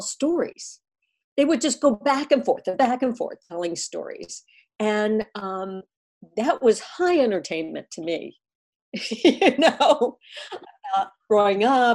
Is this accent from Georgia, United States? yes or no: yes; Atlanta, Georgia, United States; also born or lived in Columbus, Ohio; I was about 15 years old and I was growing up in Atlanta at this point.